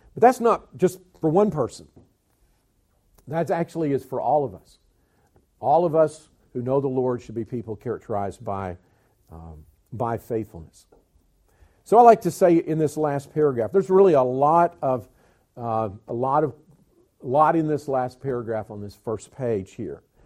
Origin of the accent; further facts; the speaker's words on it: Alabama, United States; accent: southern; moved away; also born or lived in Georgia / South Carolina / North Carolina / Tennessee; I was born in Georgia, raised in Alabama, schooled in South Carolina, pastored in North Carolina, youth pastored in Tennessee